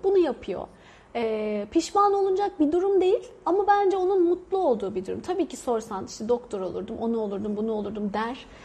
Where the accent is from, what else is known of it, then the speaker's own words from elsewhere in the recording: Turkey; moved away as an adult; now in India; Biz de Türk böyle R'leri vura vura konuşuyoruz